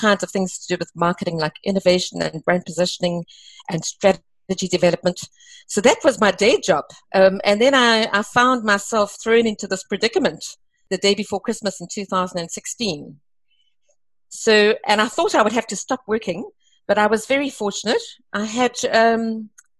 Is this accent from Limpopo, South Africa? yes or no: no; East London, Eastern Cape, South Africa; moved away as an adult; also born or lived in Namibia / Grahamstown / Durban; I grew up in the Eastern Cape after originally completing my first 2 years in Namibia, first 2 years of school. And so I'm a typical Eastern Cape small town, being East London girl